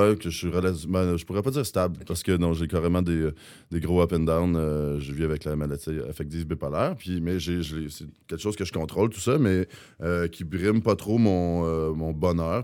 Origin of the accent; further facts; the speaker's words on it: Rouyn-Noranda, Quebec, Canada; quand on vient de Rouen